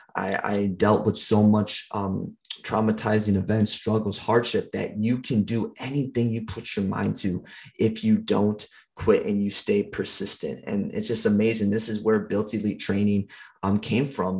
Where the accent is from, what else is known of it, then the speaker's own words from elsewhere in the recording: St. Paul, Minnesota, United States; I grew up in Minnesota, um, over in St. Paul